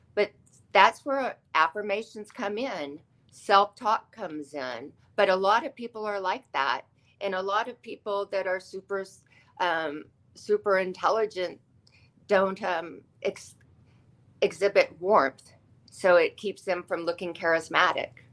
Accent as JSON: {"language": "English", "town": "Austin", "region": "Texas", "country": "United States", "tie": "born or raised there", "also_born_or_lived": "Los Angeles, California", "moved": "yes", "said": "I grew up in Austin, Texas, which is full of the arts"}